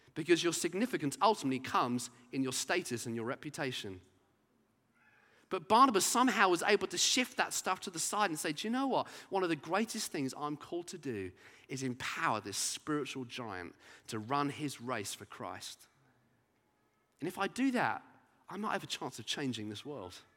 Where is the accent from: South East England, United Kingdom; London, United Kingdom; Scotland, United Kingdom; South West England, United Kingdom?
South East England, United Kingdom; Brighton; growing up in Brighton as a teenager